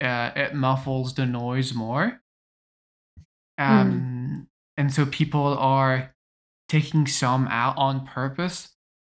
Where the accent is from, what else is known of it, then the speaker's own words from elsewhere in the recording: British Columbia, Canada; I'm Canadian, guys. Look at me.